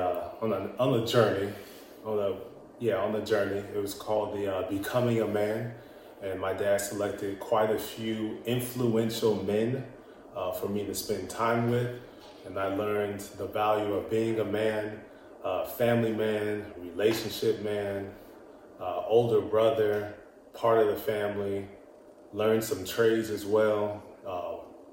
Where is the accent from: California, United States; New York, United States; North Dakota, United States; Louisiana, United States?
California, United States; Indio; also born or lived in Fresno, California; Where I grew up is in the illustrious Indio, California